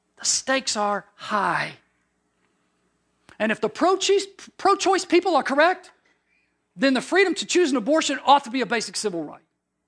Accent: Deep South, United States; You know, I grew up in the Deep South in the 60s.

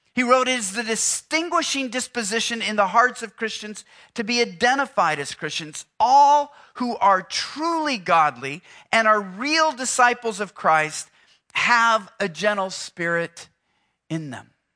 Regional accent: Houston, Texas, United States; I'm from Houston

